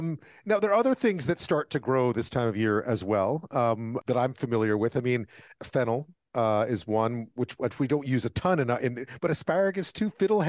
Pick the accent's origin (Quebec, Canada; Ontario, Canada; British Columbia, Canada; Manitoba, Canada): Quebec, Canada; moved away; Yeah, I grew up in Quebec.